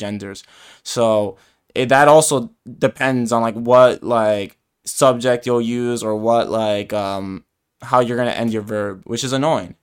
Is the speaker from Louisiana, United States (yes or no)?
no; New York, United States; first language Spanish; I was born in the U S, like, in New York